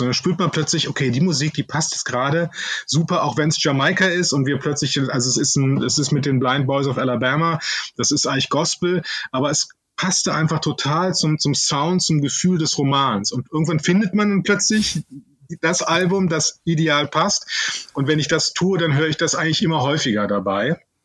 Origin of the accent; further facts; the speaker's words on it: Cologne, North Rhine-Westphalia, Germany; ich bin ja Kölner